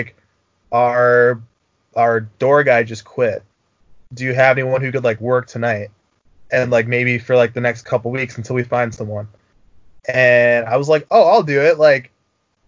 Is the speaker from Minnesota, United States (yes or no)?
yes; Minnesota, United States; now in Chicago, United States; my time growing up in Minnesota